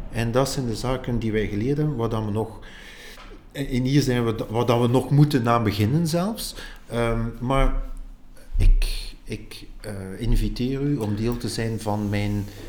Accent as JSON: {"language": "Dutch", "town": "Ghent", "region": "Flanders", "country": "Belgium", "said": "ik ben van Gent"}